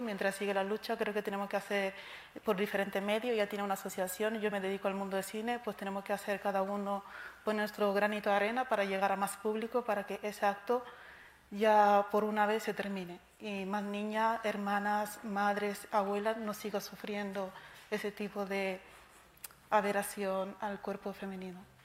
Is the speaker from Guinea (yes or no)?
yes; Guinea; moved away; yo vengo de Guinea-Conakry